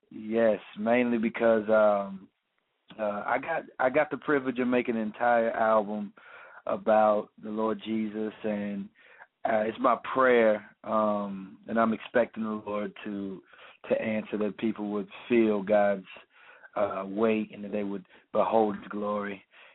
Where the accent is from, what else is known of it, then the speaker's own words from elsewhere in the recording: Tampa, Florida, United States; also born or lived in St. Petersburg / Illinois; I'm from Tampa, Florida. Tampa, Florida. Yes, indeed. I was born in St. Petersburg, which is a city right underneath Tampa. I was raised in a military family, so we moved around. We went to Illinois.